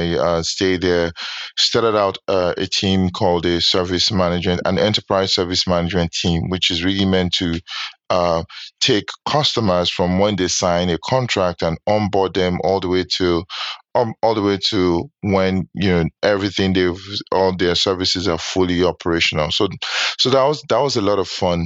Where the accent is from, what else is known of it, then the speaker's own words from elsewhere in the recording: Nigeria; moved away as an adult; now in New York, United States; I'm Nigerian, born and raised. Undergrad was in Nigeria, so I went to college in Nigeria.